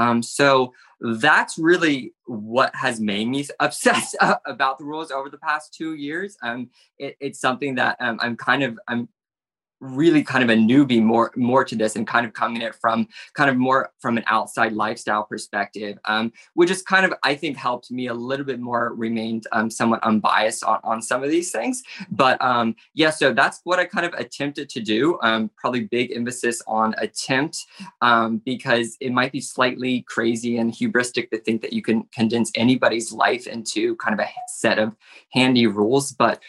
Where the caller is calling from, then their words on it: Florida, United States; I am coming from South Florida.